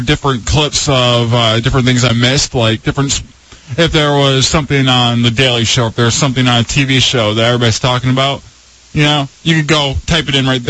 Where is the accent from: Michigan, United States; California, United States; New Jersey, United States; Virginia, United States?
Michigan, United States; From being from Michigan